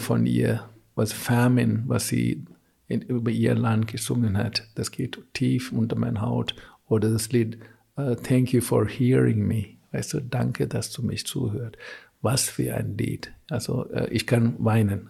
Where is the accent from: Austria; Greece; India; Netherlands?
India; South India; German is a second language; also born or lived in Augsburg; now in Germany; ich komme aus Südindien